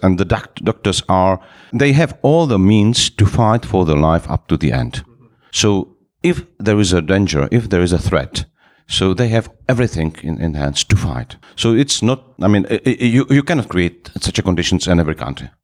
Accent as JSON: {"language": "English", "region": "Moravia", "country": "Czechia", "second_language": "English", "moved": "as an adult", "lives_now": "Prague, Czech Republic", "said": "I'm from the Moravia. It's another part from Prague."}